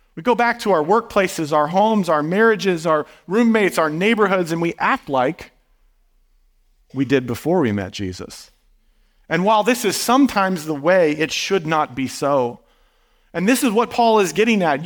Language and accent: English; Midwest, United States; moved away; growing up in a small town in the Midwest